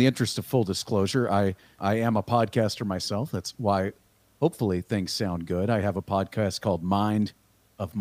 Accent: Austin, Texas, United States; also born or lived in Missouri; I'm from Austin, Texas originally. And I live in Dripping Springs, Texas now, just outside of Austin. Yeah, I grew up here

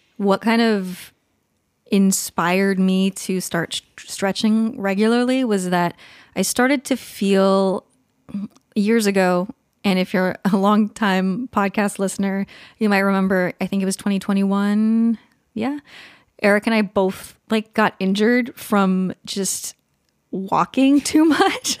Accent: California, United States; now in Pacific Northwest, United States; I grew up in California

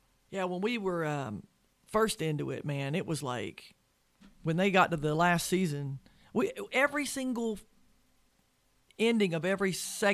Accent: Charlotte, North Carolina, United States; Well, Charlotte. You know, it's my hometown.

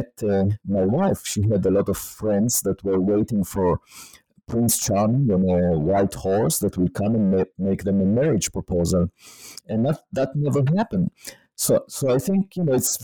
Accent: Israel; moved away as an adult; I was born in Israel

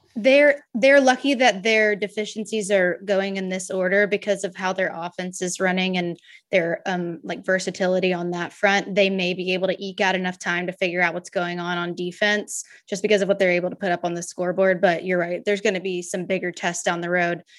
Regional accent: Memphis, Tennessee, United States; I was raised in Memphis

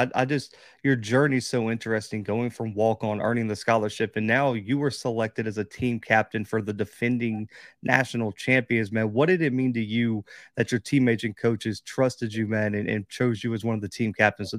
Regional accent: Mobile, Alabama, United States; I'm from Mobile, Alabama, man. It never ices here, ever. And if it does, the city gets shut down.

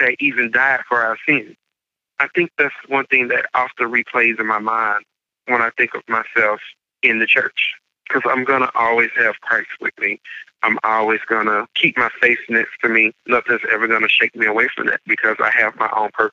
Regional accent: Mississippi, United States; moved away; I grew up in Mississippi.

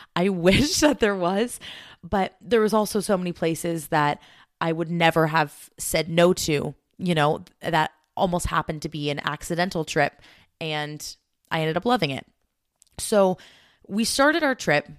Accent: United States; me as an American traveling to different countries

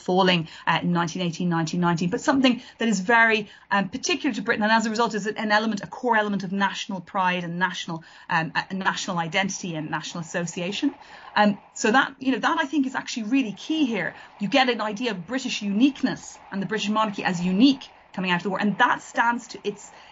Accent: Ireland; now in England; as an Irish writer living in England

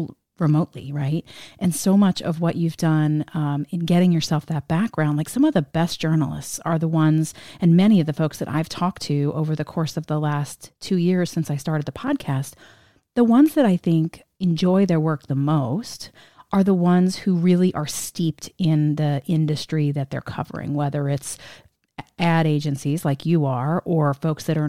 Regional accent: New Jersey, United States; I'm from New Jersey, so everything sounds blunt to me

